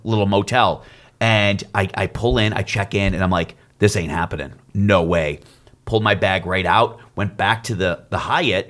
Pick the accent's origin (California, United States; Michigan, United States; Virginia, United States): Michigan, United States; Detroit; we're both from Detroit